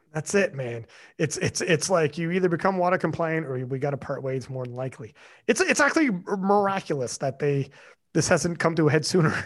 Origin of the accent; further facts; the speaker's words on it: Canada; I'm Canadian